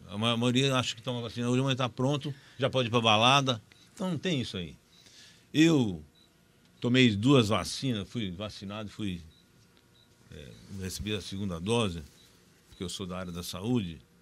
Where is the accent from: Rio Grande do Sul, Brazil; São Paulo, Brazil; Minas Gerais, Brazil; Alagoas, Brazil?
São Paulo, Brazil; Terra Roxa; eu sou de Terra Roxa. Nasci em Terra Roxa